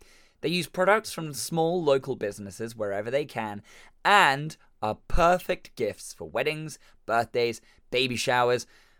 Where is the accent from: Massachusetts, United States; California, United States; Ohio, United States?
Massachusetts, United States; accent: Boston; I am very entertained by my Boston accent.